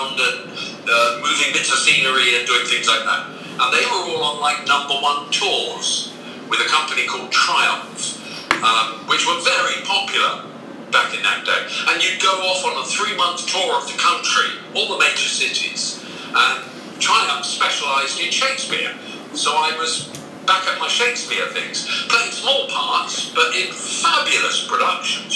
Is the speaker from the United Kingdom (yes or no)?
yes; Plymouth, South West England, United Kingdom; moved away as an adult; also born or lived in London; I moved back to what is really my hometown